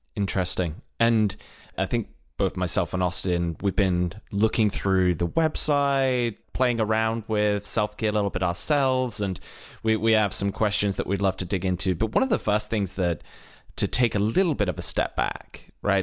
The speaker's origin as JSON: {"language": "English", "country": "United Kingdom", "also_born_or_lived": "Ireland", "moved": "as an adult", "lives_now": "United States", "said": "if you haven't gathered from my accent, originally from Britain, relocated at one point to Ireland and then over to the U S."}